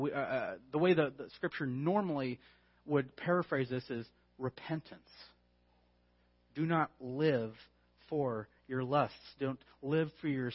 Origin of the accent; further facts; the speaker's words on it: California, United States; I'm from California?